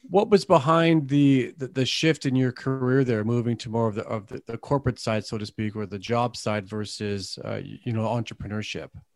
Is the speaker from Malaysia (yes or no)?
no; Canada; accent: Canadian tint; I've got a Canadian tint to my, my dialect here